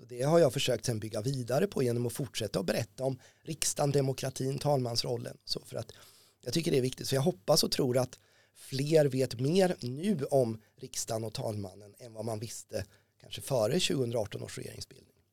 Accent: Ödeshög, Östergötland, Sweden; now in Norrköping, Sweden; Ödeshög där jag växte upp i sydöstra Östergötland

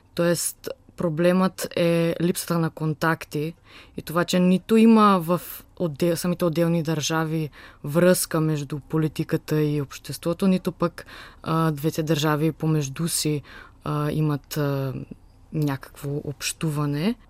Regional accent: Skopje, North Macedonia; now in Sofia, Bulgaria; от Скопия съм, от Република Северна Македония

